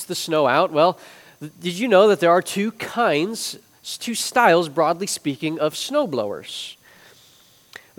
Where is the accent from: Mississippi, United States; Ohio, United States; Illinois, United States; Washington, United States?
Illinois, United States; Chicago; moved away; I grew up in the Chicagoland area